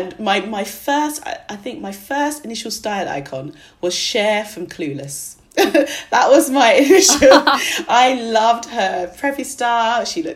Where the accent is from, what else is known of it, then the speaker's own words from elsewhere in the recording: Nigeria; I'm Nigerian, and we have really big weddings.